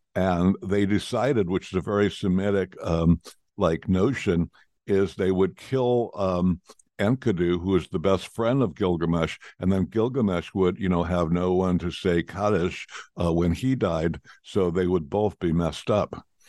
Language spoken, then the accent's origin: English; United States; as American, I speak in Fahrenheit